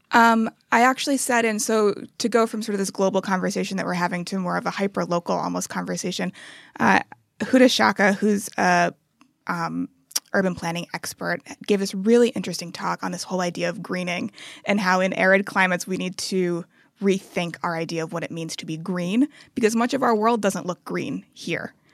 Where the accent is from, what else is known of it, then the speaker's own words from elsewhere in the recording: Cambridge, Massachusetts, United States; now in Abu Dhabi, United Arab Emirates; my hometown my, my birthplace of cambridge massachusetts